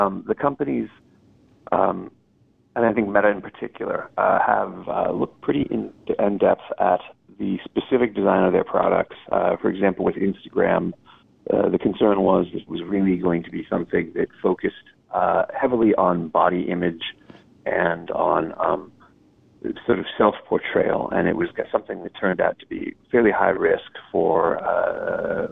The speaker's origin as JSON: {"language": "English", "country": "United States", "said": "as an American"}